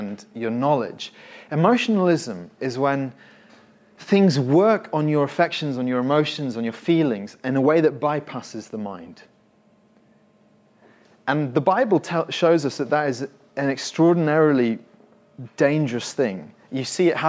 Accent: Winchester, South East England, United Kingdom; I remember as a teenager, I grew up in Winchester.

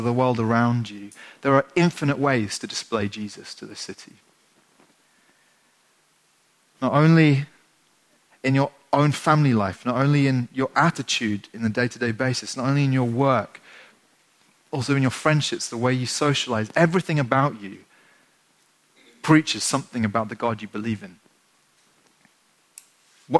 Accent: England, United Kingdom; being English

